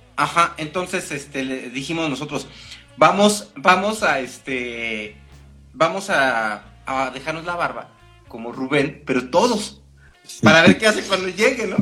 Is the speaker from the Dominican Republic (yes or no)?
no; Mexico; es parte de mi identidad, soy mexicano.